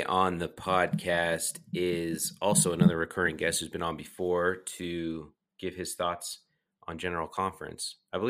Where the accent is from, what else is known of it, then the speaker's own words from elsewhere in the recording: Utah, United States; growing up in Utah, we moved to Utah when I was 11